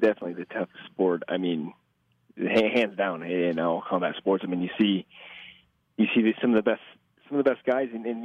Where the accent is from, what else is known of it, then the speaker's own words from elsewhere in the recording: Omaha, Nebraska, United States; I'm from Omaha